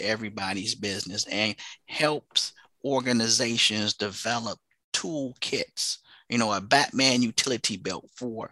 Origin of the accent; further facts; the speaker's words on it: Flint, Michigan, United States; I'm originally from Flint, Michigan